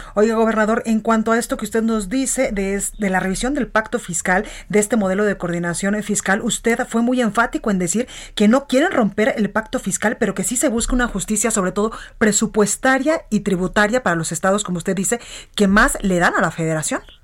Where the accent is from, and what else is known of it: Guadalajara, Jalisco, Mexico; born or raised there; now in Mexico City, Mexico